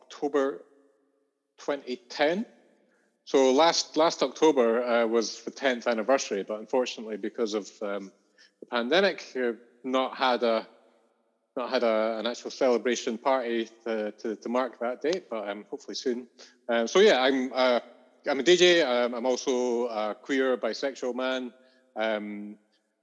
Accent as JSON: {"language": "English", "town": "Edinburgh", "region": "Scotland", "country": "United Kingdom", "tie": "born or raised there", "said": "I grew up in Curry in the suburbs of Edinburgh. And I lived there until I was 20"}